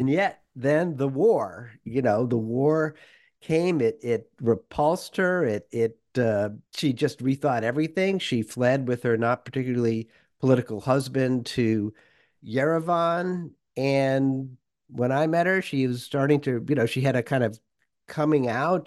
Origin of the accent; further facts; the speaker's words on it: Worcester, Massachusetts, United States; moved away as an adult; also born or lived in Moscow, Russia; a suburban, you know, middle class, uh, kid growing up in Worcester, Massachusetts